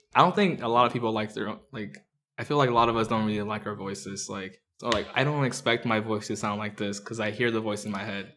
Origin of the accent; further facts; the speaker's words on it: Orange County, California, United States; also born or lived in Mexico City, Mexico; we moved around from Anaheim to, like, Or, to Fullerton, to to, like, Riverside